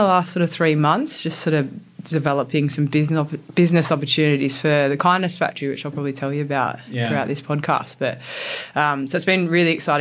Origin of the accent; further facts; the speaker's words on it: Sydney, New South Wales, Australia; also born or lived in Finley, New South Wales; I grew up in Sydney. So I'm from a really small suburb called Mortdale